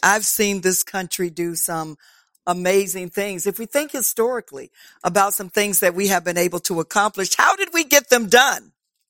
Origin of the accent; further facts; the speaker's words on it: Orlando, Florida, United States; because I'm from Orlando, Florida